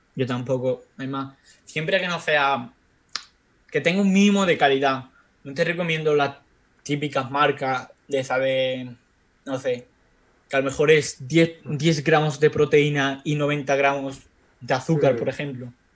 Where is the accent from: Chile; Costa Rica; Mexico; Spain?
Spain; moved away; mi pueblo de España donde yo vivo, bueno, donde yo vivía